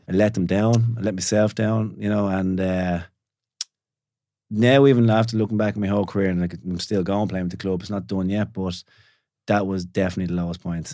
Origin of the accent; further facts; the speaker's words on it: Swords, Leinster, Ireland; born and bred in Swords, Castle Drive